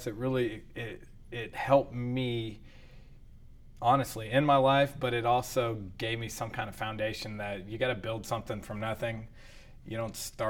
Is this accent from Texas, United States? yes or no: yes; Abilene, Texas, United States; also born or lived in Austin, Texas; I'm from Abilene. I was born in Austin, raised here.